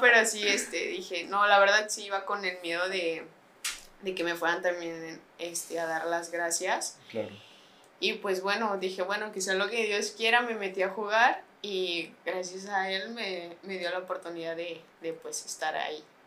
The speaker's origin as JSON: {"language": "Spanish", "region": "San Luis Potosí", "country": "Mexico", "said": "donde vivo, de donde soy"}